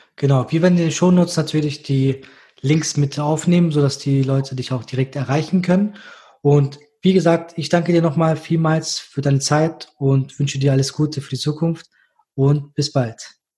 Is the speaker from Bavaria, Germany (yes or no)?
no; Düsseldorf, North Rhine-Westphalia, Germany; ich als Düsseldorfer.